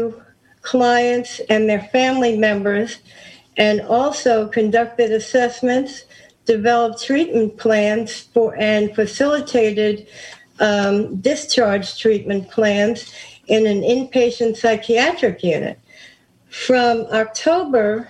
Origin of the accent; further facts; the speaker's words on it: New York, United States; now in Maryland, United States; I'm originally from New York